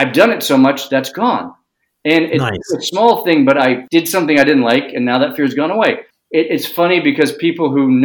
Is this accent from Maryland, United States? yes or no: no; New York City, New York, United States; I grew up in New York City.